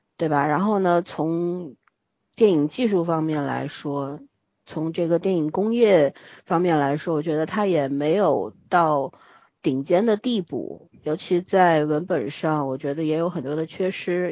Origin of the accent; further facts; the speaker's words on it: Shanghai, China; 上海是我的故乡，然后这是发生在我故乡的战争